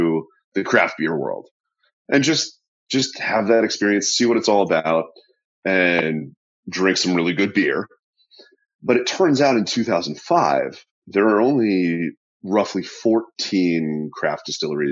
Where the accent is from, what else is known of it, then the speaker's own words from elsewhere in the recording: New England, United States; moved away as an adult; now in Talbot County, Maryland, United States; I grew up in New England